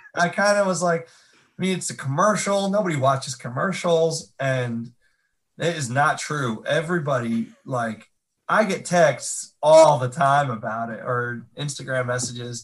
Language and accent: English; Catskill Mountains, upstate New York, United States; moved away as an adult; now in Nashville, United States; I'm from upstate New York